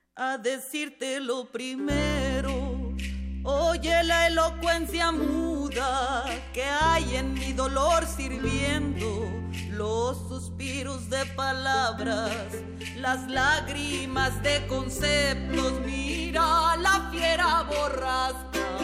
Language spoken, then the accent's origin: Spanish; Mexico; tenemos como mexicanos